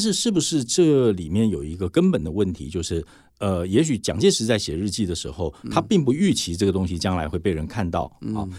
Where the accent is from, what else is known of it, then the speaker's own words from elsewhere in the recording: Taiwan; 我们台湾人